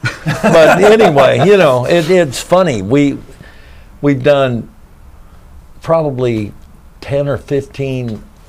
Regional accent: Kansas, United States; now in Nashville, United States; I grew up in Kansas. So, you know, it was not the cultural center of the universe.

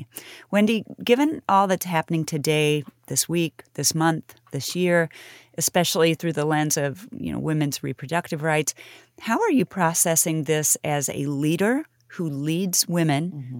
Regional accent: Kansas City, Kansas, United States; That's my hometown. I was born there. And Lawrence is cool. You know, all of my friends from Wellsville High School went to KU.

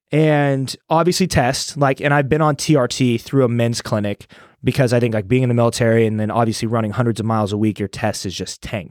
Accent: Iowa, United States; moved away as an adult; also born or lived in Des Moines; now in Austin, United States; I'm from Iowa

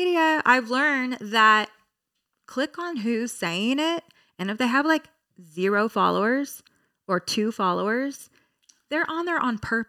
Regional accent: Hesperia, California, United States; from Hesperia, okay?

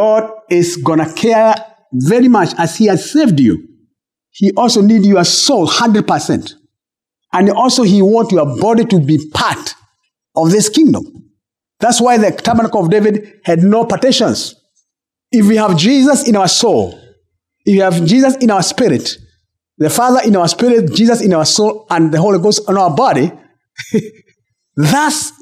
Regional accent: Kenya; I'm Kenyan

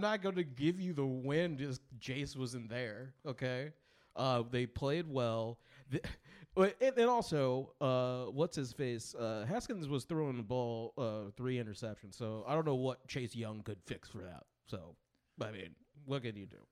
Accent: Midwest, United States; I'm from the Midwest

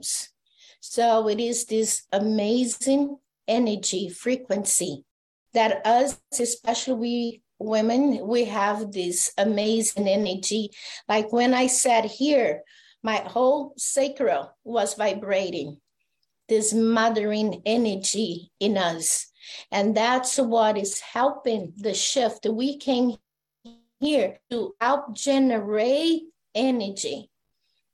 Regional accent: Brazil; I'm from Brazil

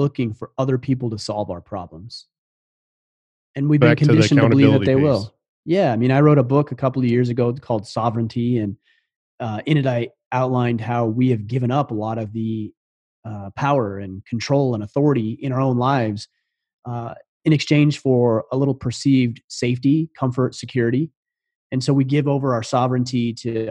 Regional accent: Southern Utah, United States; moved away as an adult; I grew up in Southern Utah.

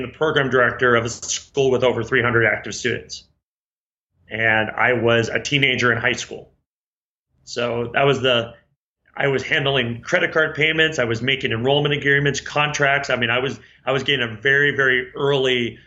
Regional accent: Reno, Nevada, United States; moved away; also born or lived in Chandler, Arizona; I was raised in Reno, Nevada

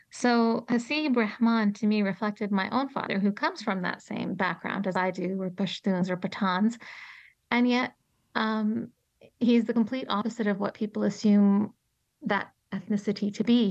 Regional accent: Toronto, Ontario, Canada; moved away as an adult; now in Colorado, United States; Toronto, which is my hometown

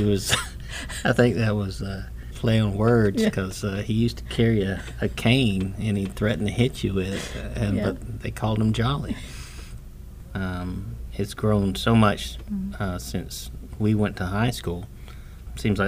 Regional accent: Plant City, Florida, United States; I was born in Plant City and have lived here all my life.

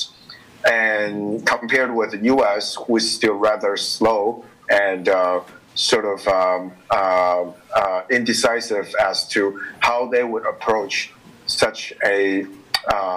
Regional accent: Taiwan; I am the former legislator and a member of parliament from Taiwan.

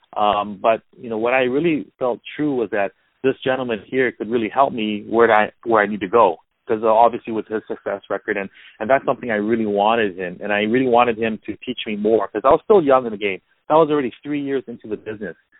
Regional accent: Hawaii, United States; also born or lived in Culver City, California; now in California, United States; I was born and raised in Hawaii, so living in California

